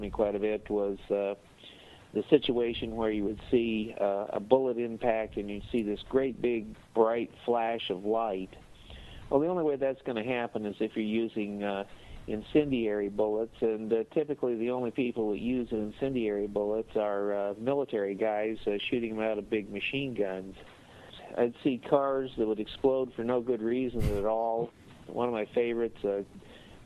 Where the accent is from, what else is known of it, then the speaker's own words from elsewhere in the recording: Phoenix, Arizona, United States; moved away as an adult; now in Greenville, United States; I grew up in Phoenix, Arizona.